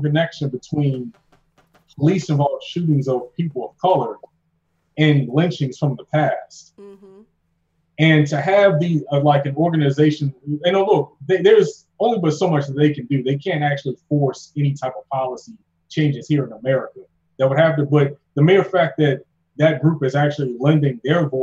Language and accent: English; Baltimore, Maryland, United States; now in North Carolina, United States; I'm from Baltimore, like originally. I don't know if people hear it in my accent. I've been down here in Dagwood, North Carolina for so long.